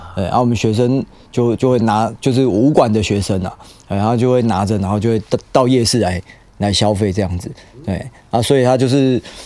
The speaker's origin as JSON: {"language": "Chinese", "country": "Taiwan", "said": "我们台湾人"}